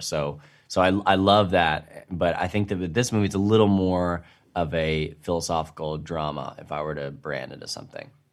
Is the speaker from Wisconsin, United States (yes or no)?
no; New York, United States; accent: New York; my New York accent